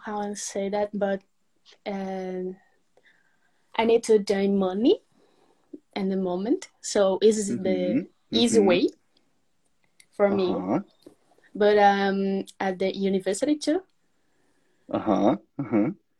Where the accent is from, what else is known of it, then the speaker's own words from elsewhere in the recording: Mossoró, Rio Grande do Norte, Brazil; English is a second language; From Rio Grande do Norte, Mossoró.